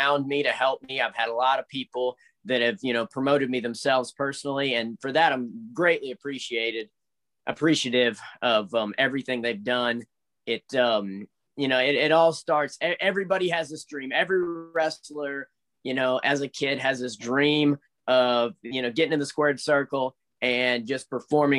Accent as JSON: {"language": "English", "country": "United States", "tie": "born or raised there", "said": "I was born in the States"}